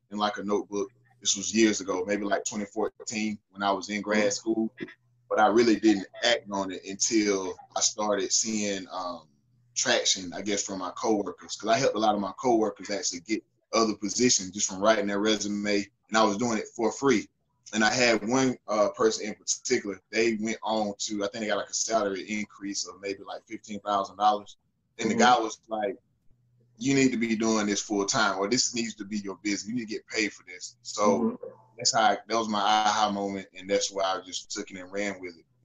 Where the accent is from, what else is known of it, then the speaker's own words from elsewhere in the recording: Newberry, South Carolina, United States; moved away as an adult; also born or lived in Greenville-Spartanburg area, South Carolina; I'm originally from Newberry, South Carolina